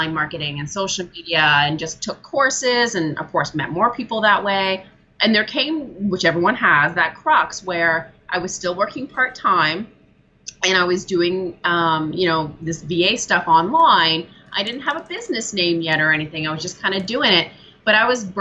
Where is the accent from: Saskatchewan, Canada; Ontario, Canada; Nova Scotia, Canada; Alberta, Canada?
Ontario, Canada; also born or lived in British Columbia; Yeah, so I am in Ontario, Canada now, but I used to live out in beautiful British Columbia.